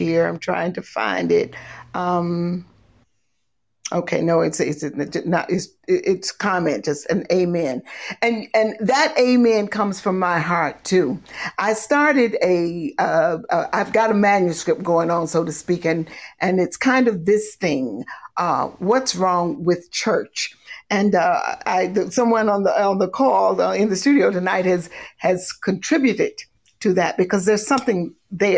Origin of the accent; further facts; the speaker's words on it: Monroe, North Carolina, United States; now in New Jersey, United States; I was born in Monroe